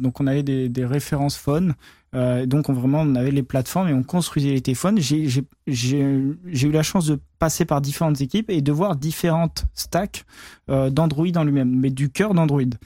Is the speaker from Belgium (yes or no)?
no; France; je suis français